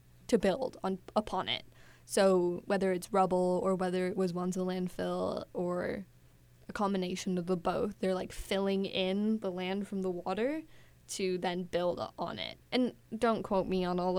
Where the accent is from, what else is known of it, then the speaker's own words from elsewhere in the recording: Wisconsin, United States; now in New York City, United States; I grew up in Wisconsin, my family's English